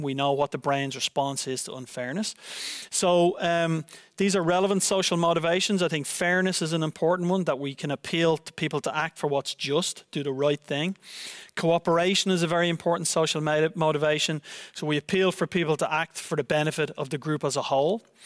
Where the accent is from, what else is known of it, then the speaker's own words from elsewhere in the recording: Ireland; now in Netherlands; my home country of Ireland